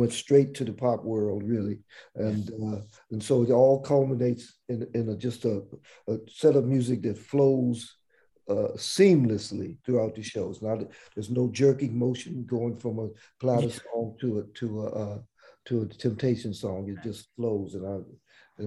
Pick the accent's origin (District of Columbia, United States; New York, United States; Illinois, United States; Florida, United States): District of Columbia, United States; Washington; we grew up in Washington, D.C.